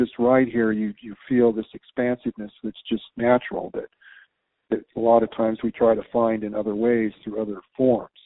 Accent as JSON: {"language": "English", "town": "San Diego", "region": "California", "country": "United States", "tie": "born or raised there", "moved": "yes", "lives_now": "Tucson, United States", "said": "growing up in San Diego and Southern Cal and going to the, you know, growing up in deserts and all"}